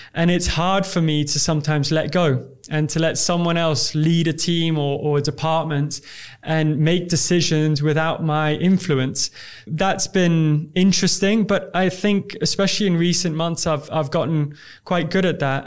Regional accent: Dubai, United Arab Emirates; I'm from Dubai

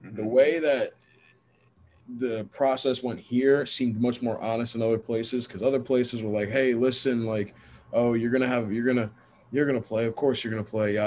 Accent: Hillsborough, New Jersey, United States; moved away as an adult; now in North Carolina, United States; I was born in Hillsborough, New Jersey. I'm from Jersey originally, born and raised.

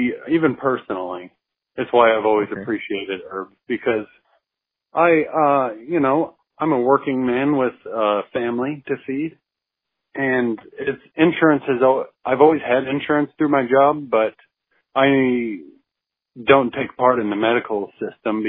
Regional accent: Arkansas, United States; now in Oklahoma City, United States; the way I was raised in Arkansas in the woods.

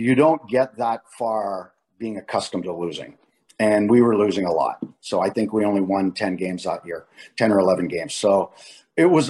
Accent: Ottawa, Ontario, Canada; I'm playing in my hometown, which growing up never had an NHL team

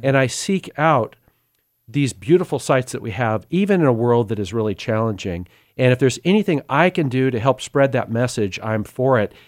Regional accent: Sacramento, California, United States; I was born in South Sacramento in a middle class area. It was a bit of a rough area. Family of six

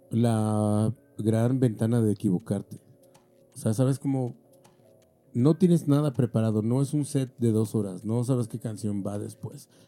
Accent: Mexico; Pero también creo que nosotros como tornamesistas mexicanos hemos ido en contra de lo que se nos dijo.

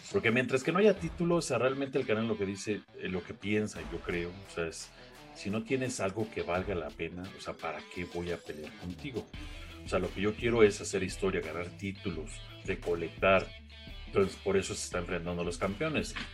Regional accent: Mexico; pues somos dos mexicanos que cada quien tiene su historia y qué chingón, ¿no?

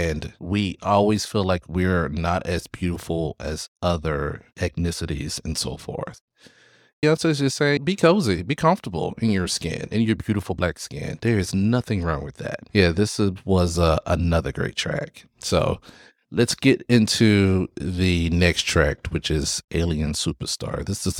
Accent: Florida, United States; I grew up in South Florida. So I grew up with, especially in high school, I grew up with … and … and so forth.

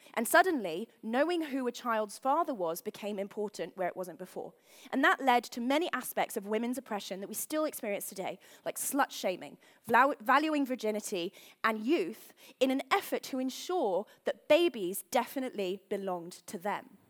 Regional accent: London, United Kingdom; I am from London.

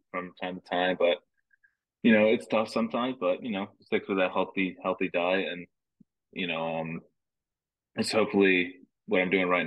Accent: New Jersey, United States; I mean, just because I'm from New Jersey, I'm not the biggest guy.

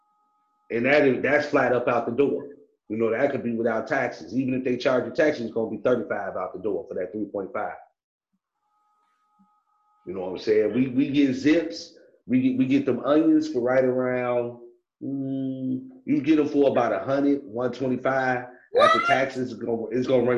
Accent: Chicago, Illinois, United States; also born or lived in Orland Park, Illinois; I'm from Chicago

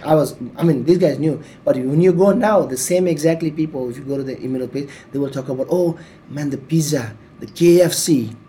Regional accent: Nepal; now in Hong Kong; I'm from Nepal

